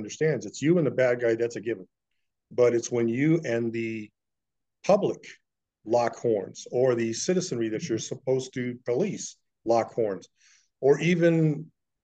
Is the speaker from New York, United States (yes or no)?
no; San Diego County, California, United States; I was born essentially on the Indian Reservation, San Diego County, California. Grew up on the res, public school, the whole thing